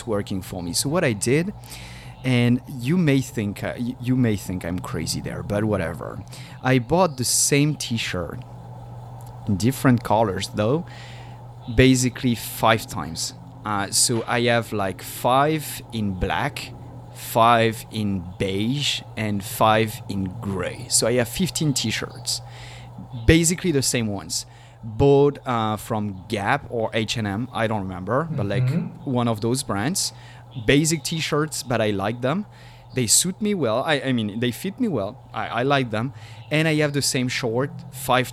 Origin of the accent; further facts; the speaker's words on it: Paris, Île-de-France, France; now in San Diego, United States; I was born in Paris.